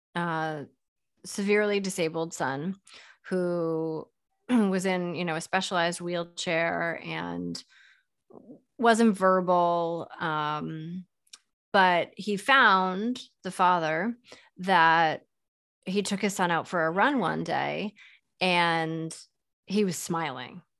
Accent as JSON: {"language": "English", "town": "Boston", "region": "Massachusetts", "country": "United States", "tie": "born or raised there", "also_born_or_lived": "New York / Philadelphia", "moved": "as an adult", "said": "I grew up in the Boston area"}